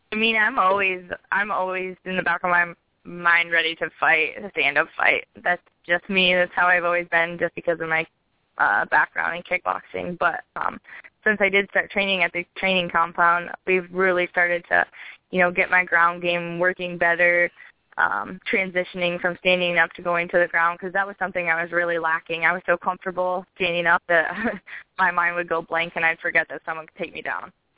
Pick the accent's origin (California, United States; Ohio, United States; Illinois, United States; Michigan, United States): Michigan, United States; I'm from Michigan